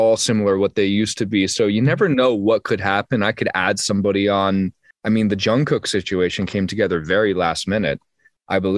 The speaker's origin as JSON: {"language": "English", "country": "United States", "accent": "very American", "said": "my very American accent"}